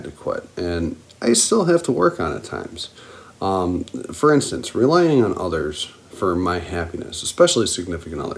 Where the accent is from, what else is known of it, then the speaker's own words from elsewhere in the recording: Buffalo, New York, United States; being from Buffalo, I'm a diehard Bills fan